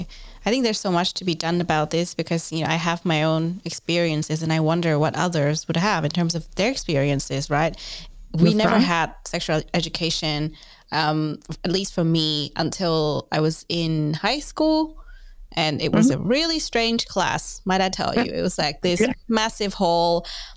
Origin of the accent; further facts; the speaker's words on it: Vietnam; but I'm originally from Vietnam, a country where we don't talk about sex education nearly enough.